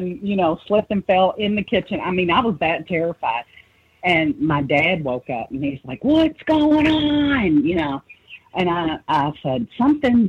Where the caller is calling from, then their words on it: Louisville, Kentucky, United States; I'm calling from Louisville, Kentucky.